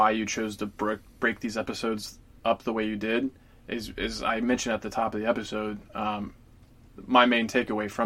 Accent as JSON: {"language": "English", "town": "Atlanta", "region": "Georgia", "country": "United States", "tie": "born or raised there", "said": "Atlanta, that's my hometown"}